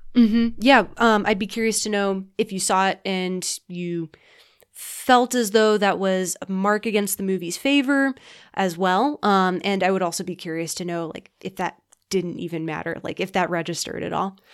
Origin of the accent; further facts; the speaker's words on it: United States; I'm an American